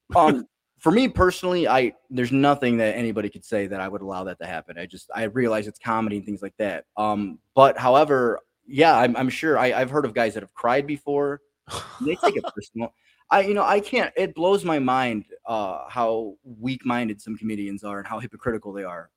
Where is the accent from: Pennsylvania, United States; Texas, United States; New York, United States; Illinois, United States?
Illinois, United States; Chicago; now in Pensacola, United States; I'm originally from Chicago